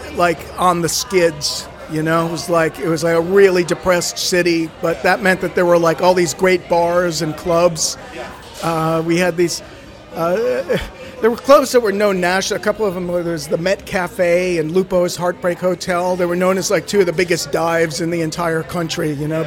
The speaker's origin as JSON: {"language": "English", "area": "outside of Providence", "region": "Rhode Island", "country": "United States", "tie": "born or raised there", "moved": "yes", "said": "I grew up outside of Providence, Rhode Island"}